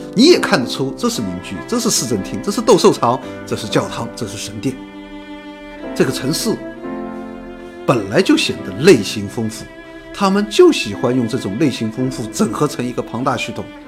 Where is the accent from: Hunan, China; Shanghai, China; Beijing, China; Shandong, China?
Shanghai, China; 我现在上海，嗯，我是上海人，教的上海人，他们叫我上海地主